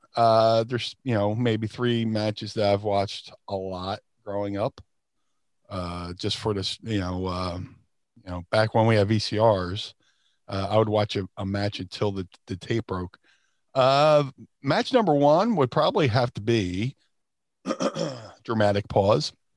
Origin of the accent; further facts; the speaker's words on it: Atlantic City, New Jersey, United States; also born or lived in Philadelphia; I grew up in Atlantic City, which means the, uh, there was a lot of casinos